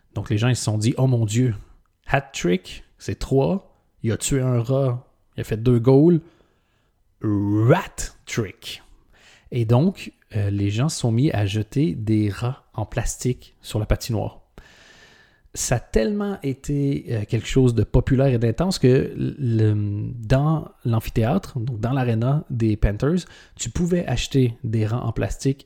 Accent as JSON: {"language": "French", "country": "Canada", "said": "en tant que Canadien"}